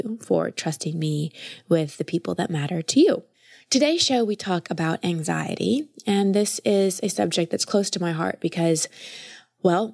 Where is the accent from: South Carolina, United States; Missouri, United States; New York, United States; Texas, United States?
Texas, United States; Dallas; I grew up in Dallas